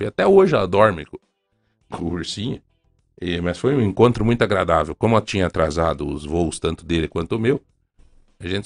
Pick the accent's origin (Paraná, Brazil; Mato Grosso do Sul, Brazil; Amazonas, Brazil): Paraná, Brazil; Ponta Grossa; Dom Murilo, o senhor não me conhece, mas eu sou de Ponta Grossa.